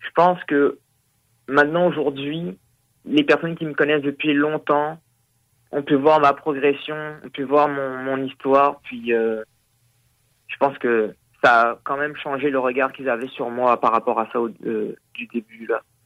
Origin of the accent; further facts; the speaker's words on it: Réunion; now in Quebec, Canada; je suis originaire de l'île de la Réunion